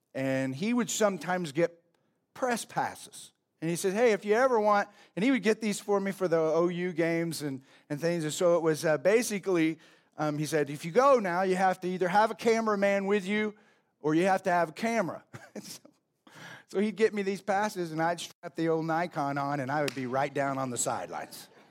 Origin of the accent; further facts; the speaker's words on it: Oklahoma, United States; growing up in Oklahoma